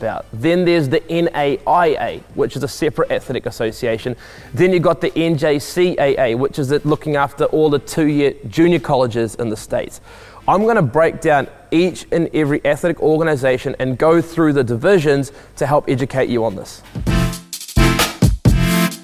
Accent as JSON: {"language": "English", "town": "New Plymouth", "region": "Taranaki", "country": "New Zealand", "tie": "born or raised there", "said": "I grew up in New Plymouth, which is located on the west coast of the North Island in New Zealand"}